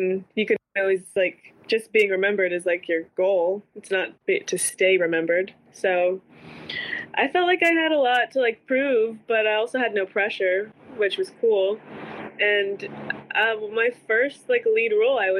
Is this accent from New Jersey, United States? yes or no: no; Las Vegas, Nevada, United States; now in Los Angeles, United States; I grew up in Las Vegas, Sin City